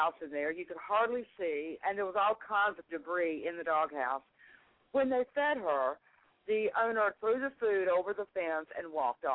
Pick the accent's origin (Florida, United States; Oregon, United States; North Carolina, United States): North Carolina, United States; moved away; my hometown up in North Carolina